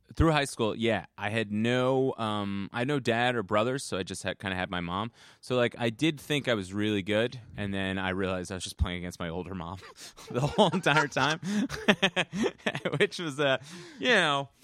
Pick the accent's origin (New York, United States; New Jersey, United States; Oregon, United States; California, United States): New Jersey, United States; Bloomfield; I grew up in, uh, northern New Jersey